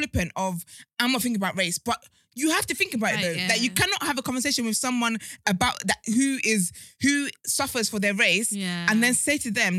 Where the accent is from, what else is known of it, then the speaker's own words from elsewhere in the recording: United Kingdom; It's gala as a British person